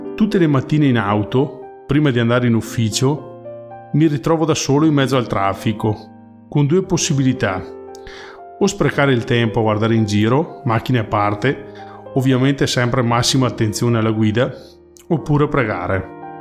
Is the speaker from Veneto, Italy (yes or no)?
yes; Soave, Veneto, Italy; vengo da Soave, un piccolo paesino nella provincia di Verona